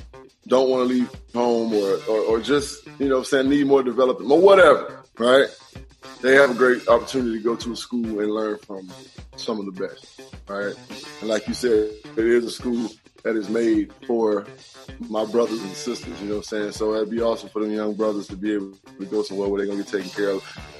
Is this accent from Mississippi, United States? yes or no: yes; Mississippi, United States; Just because I'm from Mississippi, and I'm like, I don't know if I want to go back to Mississippi.